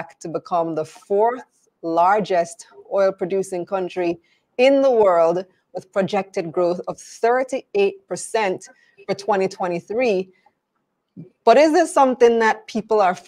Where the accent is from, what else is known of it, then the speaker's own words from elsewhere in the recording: Belize; I'm from Belize and we have this exact same issue with Guatemala